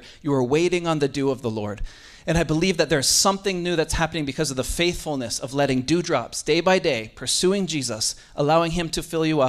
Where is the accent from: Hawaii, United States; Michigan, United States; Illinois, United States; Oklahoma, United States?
Hawaii, United States; Kailua; also born or lived in Vancouver Island, Canada; I'm from Kailua. I grew up in Kailua. I was born on a place called Vancouver Island, which is in Canada.